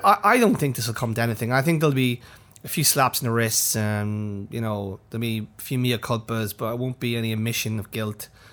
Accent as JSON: {"language": "English", "region": "County Monaghan", "country": "Ireland", "tie": "born or raised there", "moved": "yes", "said": "My sister who's, who runs a small store at my hometown"}